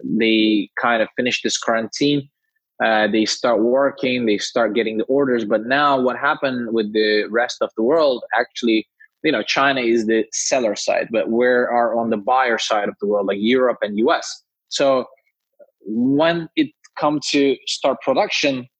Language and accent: English; Istanbul, Turkey; moved away; I'm originally from Turkey, Istanbul